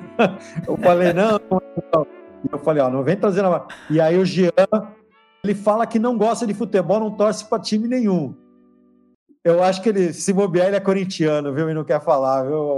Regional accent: Santos, São Paulo, Brazil; eu sou Santista, né? Santista de nascimento e Santista de clube

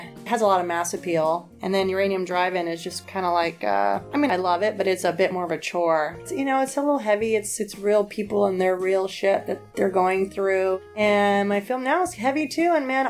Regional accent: Jamaica; No, I was born in Jamaica. My dad was born in Spain. Yeah, his heritage is Basque.

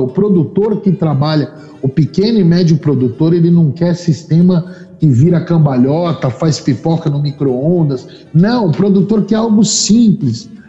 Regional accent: São Paulo, Brazil; moved away as an adult; also born or lived in Australia; Sou paulistano da moca

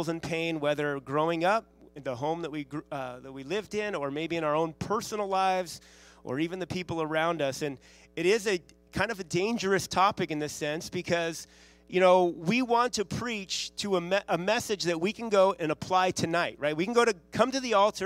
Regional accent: Santa Monica, California, United States; my wife and I grew up in Santa Monica, or the Santa Monica, L.A. area. It's the west side of L.A.

